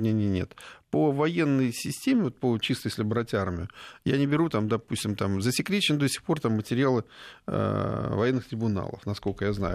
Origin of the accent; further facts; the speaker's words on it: Smolensk Oblast, Russia; Я родом со Смоленщины